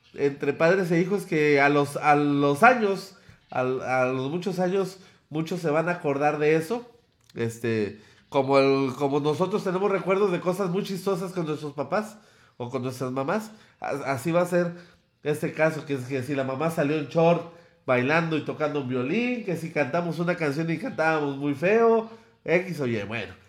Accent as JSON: {"language": "Spanish", "country": "Mexico", "said": "a eso aspiraríamos como mexicanos"}